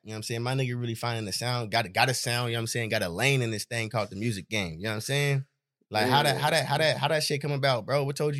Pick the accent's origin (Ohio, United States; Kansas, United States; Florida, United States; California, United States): California, United States; Hayward; It's my hometown.